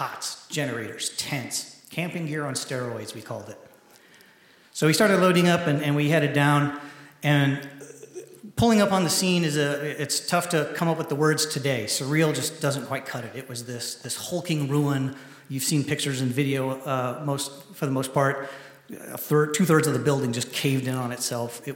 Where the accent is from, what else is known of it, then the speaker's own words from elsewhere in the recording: Springfield, Missouri, United States; moved away as an adult; also born or lived in Kansas / Oklahoma City, Oklahoma; I was born in Springfield, Missouri